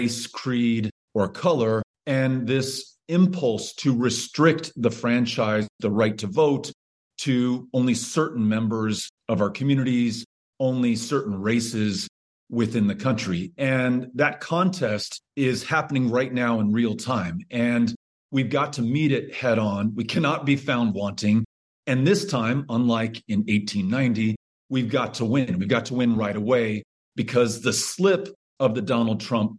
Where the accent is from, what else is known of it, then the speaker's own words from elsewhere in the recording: El Paso, Texas, United States; moved to my hometown of El Paso in 1910